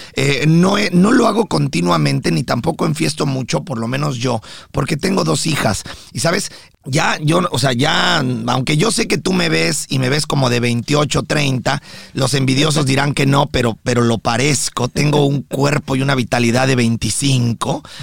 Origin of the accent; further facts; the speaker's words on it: Mexico; now in United States; yo como mexicano